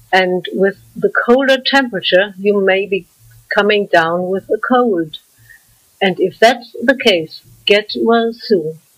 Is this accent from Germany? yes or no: yes; Frankfurt, Hesse, Germany; accent: German; English is a second language; I'm German, and I think I can't deny it because of my German accent. I was born and grew up in Frankfurt